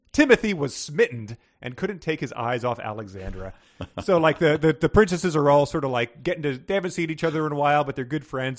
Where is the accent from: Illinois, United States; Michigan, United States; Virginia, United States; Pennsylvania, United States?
Virginia, United States; Northern; I'm from Northern Virginia